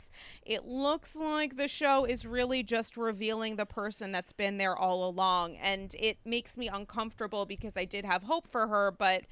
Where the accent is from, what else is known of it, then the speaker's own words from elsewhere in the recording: United States; for many of us as Americans